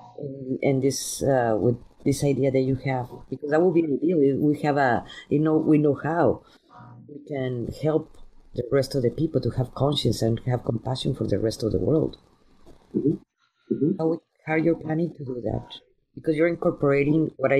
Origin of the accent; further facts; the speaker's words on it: Mexico; now in United States; I grew up in Mexico